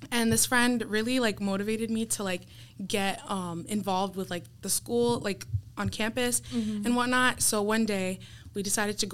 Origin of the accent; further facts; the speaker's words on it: Apopka, Florida, United States; now in Miami, United States; I grew up in Apopka, Florida